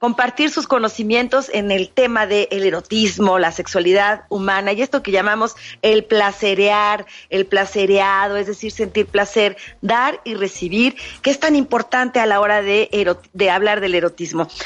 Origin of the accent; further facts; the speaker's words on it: Mexico; nosotras las mexicanas